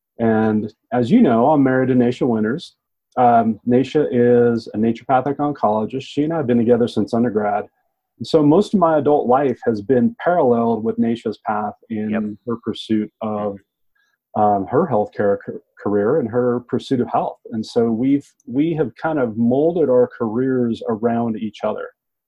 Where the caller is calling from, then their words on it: Durango, Colorado, United States; So I'm broadcasting today from Green Lab Solutions here in Durango, Colorado.